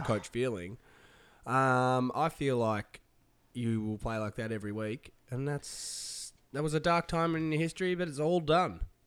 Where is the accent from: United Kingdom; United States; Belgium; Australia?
Australia; Tasmania; moved away; Tasmania in the island state, my home state